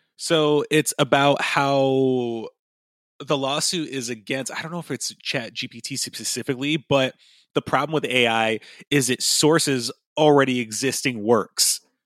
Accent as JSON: {"language": "English", "country": "United States", "said": "I can really only speak as an American"}